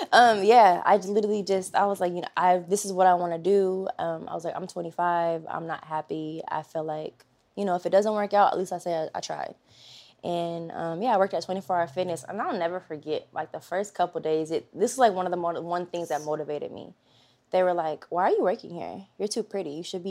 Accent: California, United States; now in Los Angeles, United States; So I was coming from, I'm from the Bay Area, so okay. Up north, yeah.

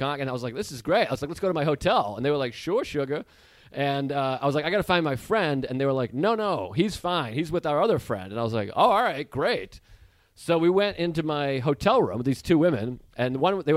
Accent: Massachusetts, United States; moved away as an adult; also born or lived in Boston; Before I turned 20, I lived in Boston. So I'm from Massachusetts

